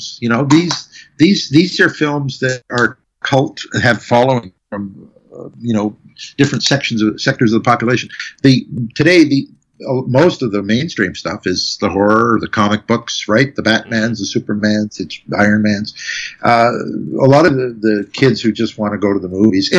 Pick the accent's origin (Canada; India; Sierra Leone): Canada; as a Canadian composer